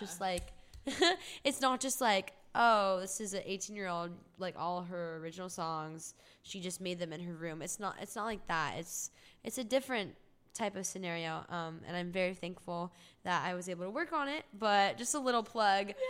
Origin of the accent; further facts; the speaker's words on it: Orange County, California, United States; moved away as an adult; now in Los Angeles, United States; I'm from Orange County, California, and I lived there all my life.